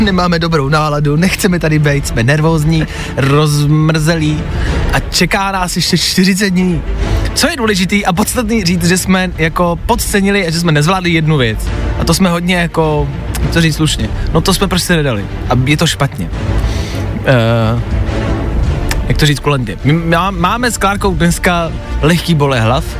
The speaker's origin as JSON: {"language": "Czech", "town": "Plzeň", "region": "Plzeň Region", "country": "Czechia", "said": "u nás v Plzni"}